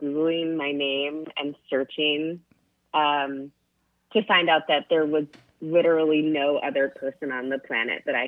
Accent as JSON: {"language": "English", "town": "Coral Springs", "region": "Florida", "country": "United States", "tie": "born or raised there", "also_born_or_lived": "New York / San Francisco", "moved": "yes", "lives_now": "Texas, United States", "said": "all of my formative years were spent in South Florida in a city called Coral Springs, which is a suburb of Fort Lauderdale."}